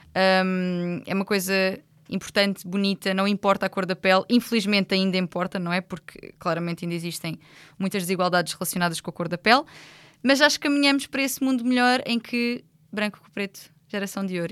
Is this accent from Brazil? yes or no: no; Loulé, Algarve, Portugal; eu sou de Lolé